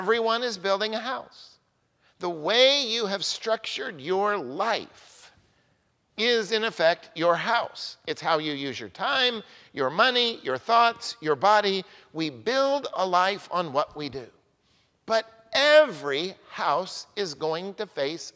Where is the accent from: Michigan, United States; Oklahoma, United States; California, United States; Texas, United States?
Oklahoma, United States; now in Newburyport, United States; I grew up in Oklahoma